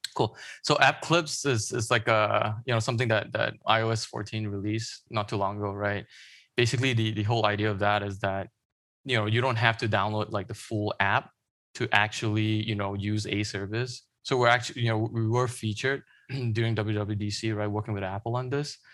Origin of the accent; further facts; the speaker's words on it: Malaysia; moved away; I grew up in Malaysia